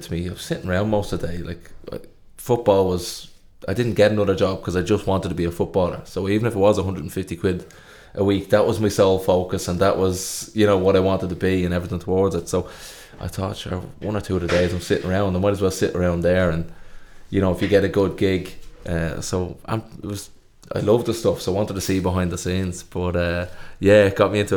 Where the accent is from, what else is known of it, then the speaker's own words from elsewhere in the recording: Dublin, Leinster, Ireland; we're from Dublin